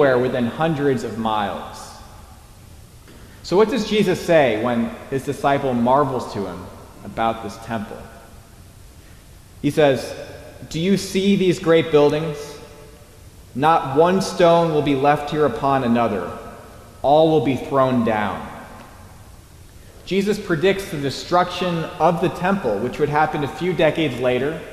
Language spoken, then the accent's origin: English; New Canaan, Connecticut, United States; moved away; I grew up in New Canaan, but I've been away for a few years